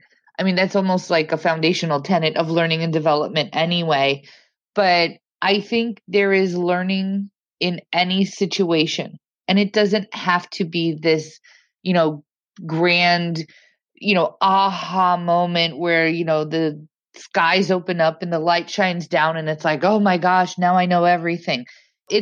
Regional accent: Indiana, United States; also born or lived in Massachusetts / London; now in New York, United States; I'm from Indiana. I moved to New York. I moved to Massachusetts. I moved back to New York. I lived in London. I moved back to New York.

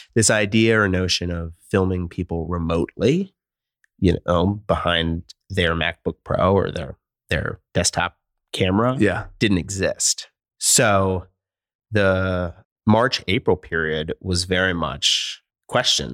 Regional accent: Philadelphia, Pennsylvania, United States; moved away as an adult; also born or lived in California; now in Portland, United States; I grew up in Philadelphia. I'm a Philly guy

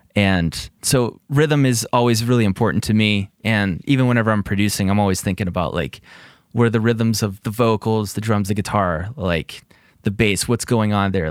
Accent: greater Pittsburgh area, Pennsylvania, United States; I'm from Pittsburgh area

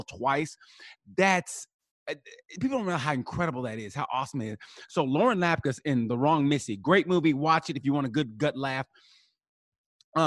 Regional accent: United States; I'm American

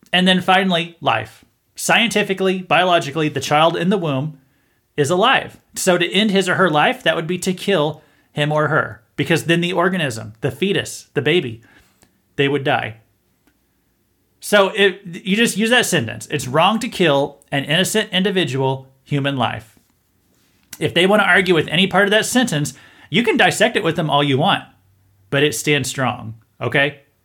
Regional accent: Missouri, United States; I'm from Missouri

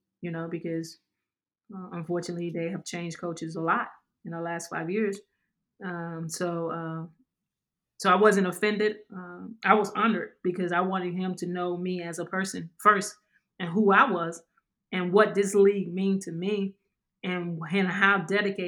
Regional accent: Louisiana, United States; also born or lived in New York / San Antonio; now in Dallas, United States; I'm from Louisiana

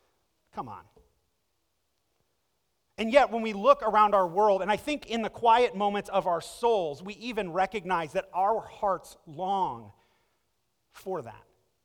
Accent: Akron, Ohio, United States; also born or lived in Egypt; the opportunity came for me to stay with another family that was in my hometown of Akron and to go back to my high school that I had gone to previously before we moved.

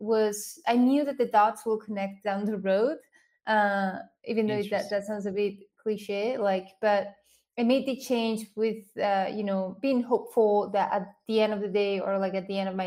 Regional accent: Spain; English is a second language; moved away as an adult; now in United States; I grew up in Spain

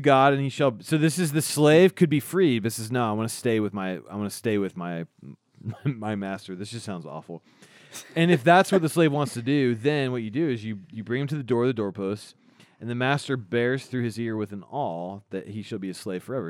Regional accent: Indiana, United States; now in Kansas, United States; I'm from Indiana

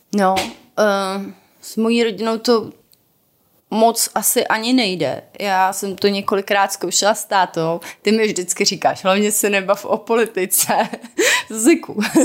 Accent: South Moravian Region, Czechia; now in Prague, Czech Republic; já jsem z Jižní Moravy

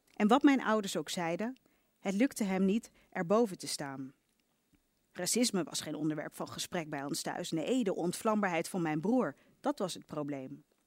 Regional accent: Leiden, South Holland, Netherlands; in Leiden, waar ik ben opgegroeid

